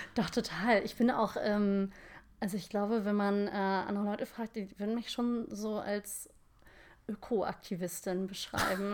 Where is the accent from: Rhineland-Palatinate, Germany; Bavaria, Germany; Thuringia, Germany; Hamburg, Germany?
Hamburg, Germany; ich bin äh, echte Hamburgerin